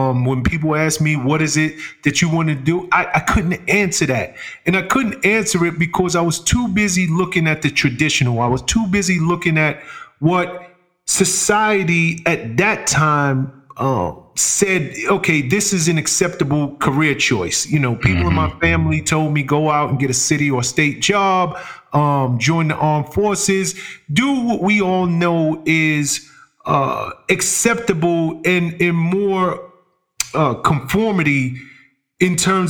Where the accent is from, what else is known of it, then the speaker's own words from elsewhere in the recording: Bronx, New York, United States; hip hop mm-hmm. was it was born and bred in the South Bronx. So I came up in a borough that right. was birthing this new art form.